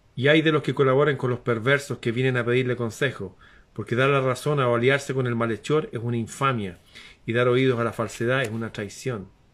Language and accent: Spanish; Santiago, Santiago Metropolitan Region, Chile; acá en Santiago